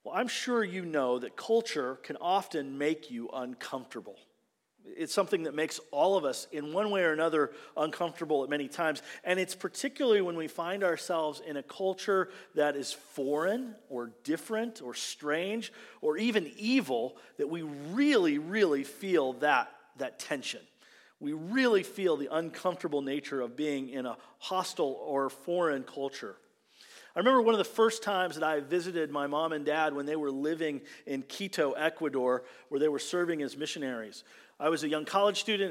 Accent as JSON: {"language": "English", "country": "United States", "said": "being an American"}